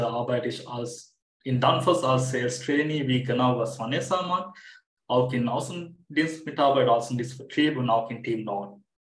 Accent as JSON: {"language": "German", "country": "Sri Lanka", "also_born_or_lived": "Munich, Germany", "second_language": "German", "moved": "as an adult", "lives_now": "Germany", "said": "Ursprünglich komme ich aus Sri Lanka. Ich bin 2017 nach Deutschland gekommen"}